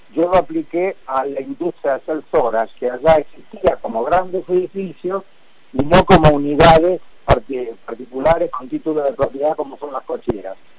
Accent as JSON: {"language": "Spanish", "country": "Argentina", "said": "yo fui invitado como representante argentino"}